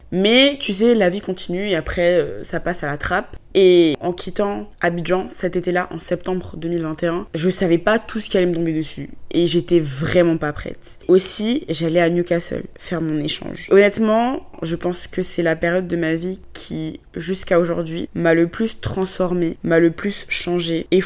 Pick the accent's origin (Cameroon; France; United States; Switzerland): France; Même si je me sens plus trop chez moi, là où j'ai grandi, la France, je considère vraiment pas ça comme ma maison.